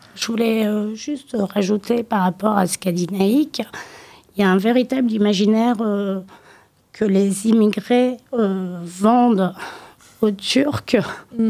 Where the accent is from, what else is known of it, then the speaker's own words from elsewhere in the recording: Limoges, Nouvelle-Aquitaine, France; J'ai grandi à Limoges